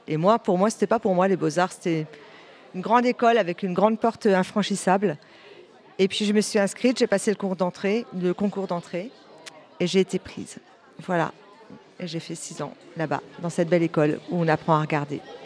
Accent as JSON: {"language": "French", "area": "a small town in Calvados, near Caen", "region": "Normandy", "country": "France", "lives_now": "Lion-sur-Mer, France", "said": "je viens d'une petite ville du Calvados, pas très loin de Caen"}